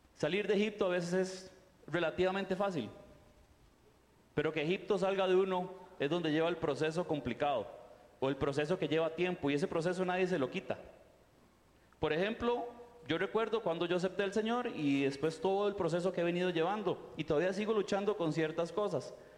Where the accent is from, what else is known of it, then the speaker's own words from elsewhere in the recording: Costa Rica; moved away as an adult; also born or lived in Rio de Janeiro, Brazil; yo soy tico